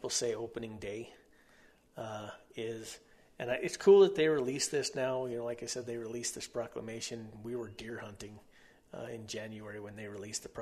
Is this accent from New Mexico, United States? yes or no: yes; near Holloman Air Force Base, White Sands Missile Range, New Mexico, United States; I grew up right there next to Holloman Air Force Base, White Sands Missile Range